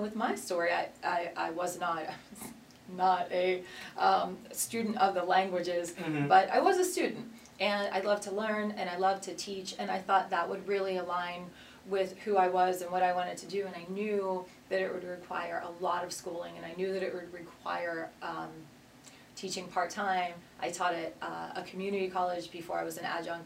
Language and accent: English; southwestern Pennsylvania, United States; Born and raised in southwestern Pennsylvania, about 45 minutes south of the city, and I actually live now with my family in the house that I grew up